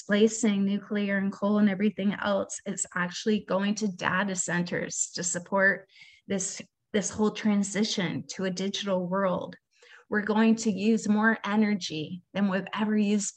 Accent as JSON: {"language": "English", "country": "Canada", "said": "I'm Canadian"}